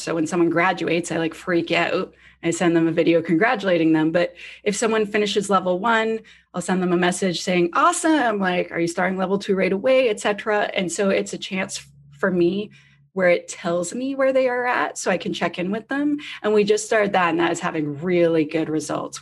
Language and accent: English; Canada; I'm Canadian.